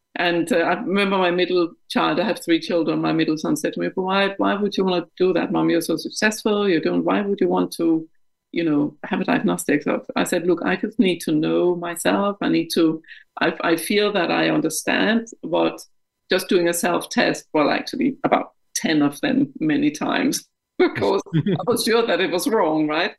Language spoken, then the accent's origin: English; Denmark; English is a second language; moved away as an adult; now in United Kingdom; I'm Danish of uh, of origin. Um, I um, grew up in Denmark until my mid 20s when I was uh, transferred by the bank I worked for to the UK